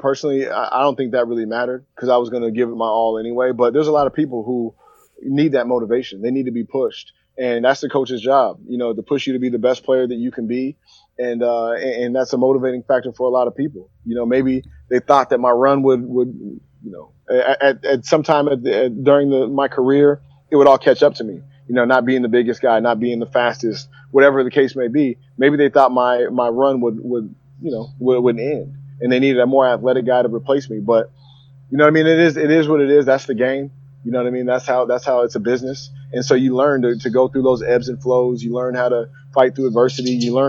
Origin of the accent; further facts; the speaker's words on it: Sacramento, California, United States; also born or lived in Washington State; I grew up, so I'm from Sacramento originally, and then I moved up to Washington State